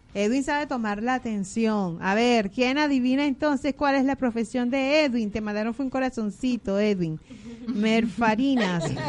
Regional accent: Venezuela; now in Argentina; los venezolanos somos gente luchadora

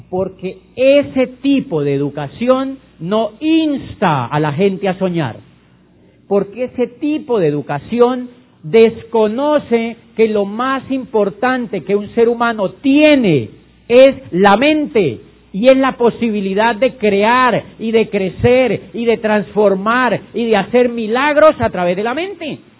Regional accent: Neiva, Huila, Colombia; yo cuando yo soy de Neiva y cuando yo tenía la edad de entrar a la universidad vi en una revista Diners que decía yo quería estudiar derecho

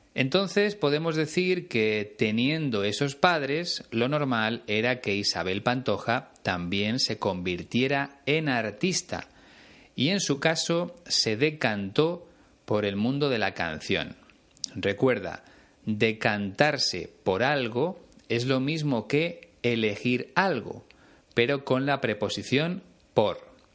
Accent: Spain; Aquí en España

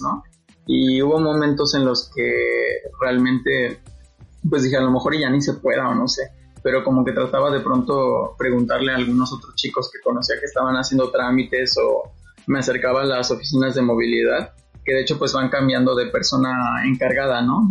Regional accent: Iguala, Guerrero, Mexico; also born or lived in Mexico City; yo soy de Guerrero, de Iguala, y aquí es un, es un clima muy caliente

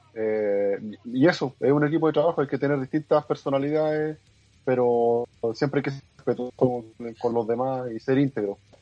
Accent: Concepción, Biobío, Chile; now in Antofagasta, Chile; yo soy, yo soy de Concepción

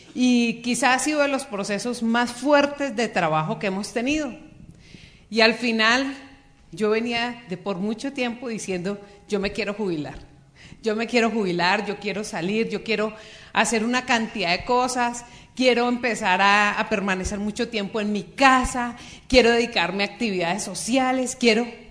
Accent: Bogotá, Colombia; moved away as an adult; now in Cali, Colombia; Yo soy bogotana, nacida en Bogotá.

